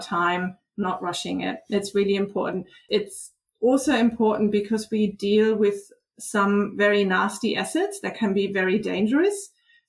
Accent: Germany; English is a second language; moved away; I from Germany, as you can probably hear, I have a bit of an accent. So I grew up in Germany

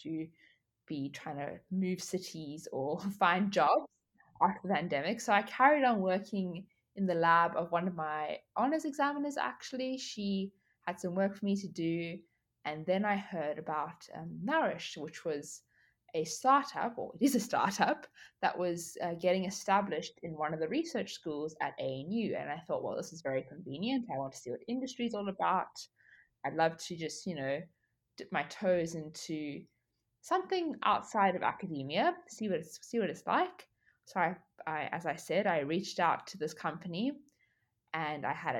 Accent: South Africa; moved away as an adult; now in Australia; I am from South Africa. I went to high school in South Africa

